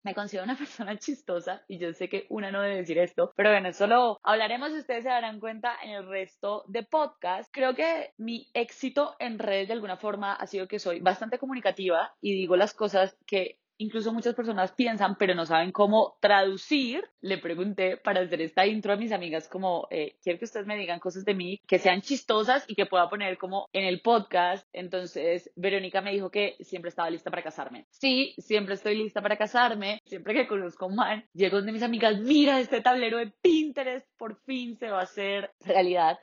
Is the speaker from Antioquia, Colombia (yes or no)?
no; Pensilvania, Caldas, Colombia; nací en Pensilvania Caldas el 2 de julio de 1993